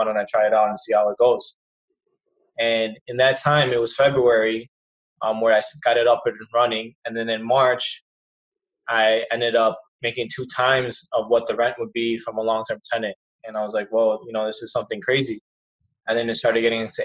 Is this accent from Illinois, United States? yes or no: yes; Chicago, Illinois, United States; I was raised here in Chicago all my life